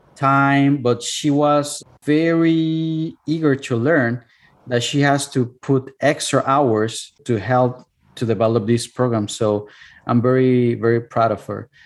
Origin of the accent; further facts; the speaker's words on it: Cuernavaca, Morelos, Mexico; English is a second language; moved away as an adult; now in United States; my hometown which is cuernavaca